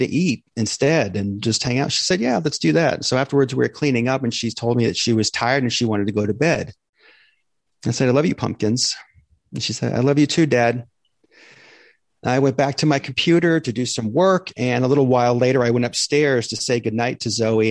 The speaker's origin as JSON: {"language": "English", "region": "Maine", "country": "United States", "tie": "born or raised there", "moved": "yes", "lives_now": "Tampa, United States", "said": "I grew up in Maine"}